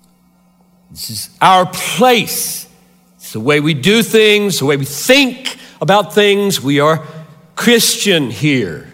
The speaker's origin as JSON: {"language": "English", "town": "Greenville", "region": "South Carolina", "country": "United States", "tie": "born or raised there", "moved": "yes", "said": "I grew up 3 hours from here in Greenville, South Carolina. I'm a Southerner by birth."}